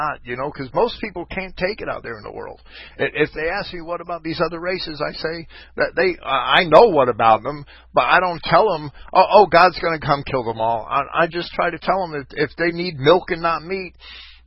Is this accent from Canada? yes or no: no; Jersey City, New Jersey, United States; moved away as an adult; I came from Jersey, from Jersey City, right? And always being where I was a white, whites were the minority my whole life